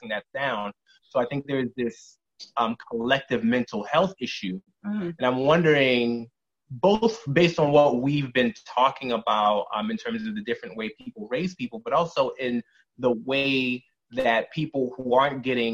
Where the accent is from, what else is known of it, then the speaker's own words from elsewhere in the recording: Connecticut, United States; I'm not from Jersey. I'm from Connecticut